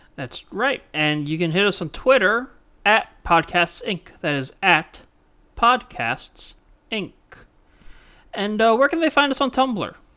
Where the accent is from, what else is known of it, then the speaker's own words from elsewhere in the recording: Mississippi, United States; I was born in Mississippi.